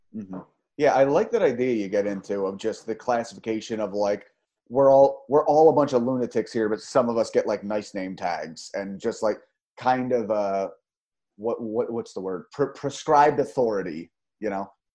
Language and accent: English; Philadelphia, Pennsylvania, United States; moved away; my hometown. That's why I ran away